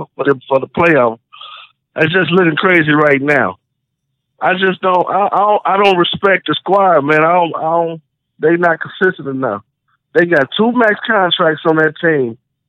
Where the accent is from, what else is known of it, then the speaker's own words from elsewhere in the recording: Chicago, Illinois, United States; I'm from the South Side.